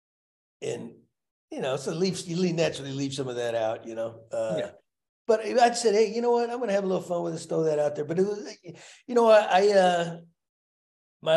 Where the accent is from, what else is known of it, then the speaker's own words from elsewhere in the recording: Texas, United States; growing up in Texas, playing football